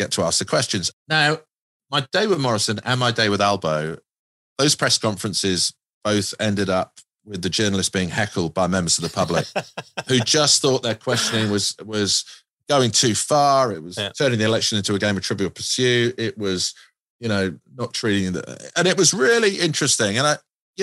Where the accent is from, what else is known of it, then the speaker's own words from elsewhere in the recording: United Kingdom; moved away; I'm a Brit.